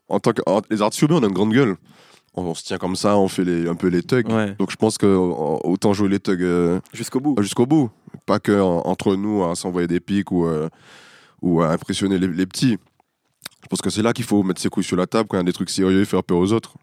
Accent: Martinique; born or raised there; moved away as an adult; now in Paris, France

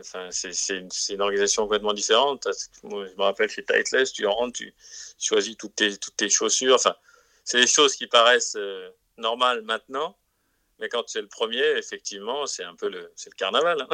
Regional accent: France; en tant que Français

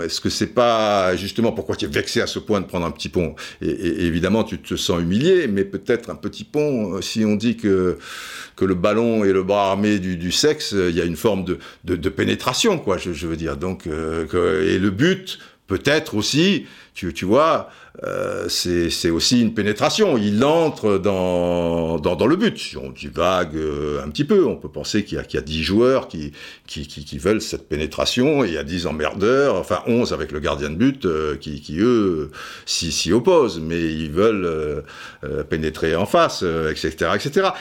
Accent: Cannes, Provence-Alpes-Côte d'Azur, France; also born or lived in Brazzaville, Republic of the Congo; le mec qui arrive de, Cannes

